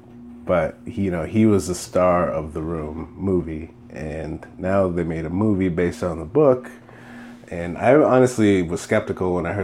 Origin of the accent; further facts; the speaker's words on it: Minneapolis, Minnesota, United States; I'm from Minneapolis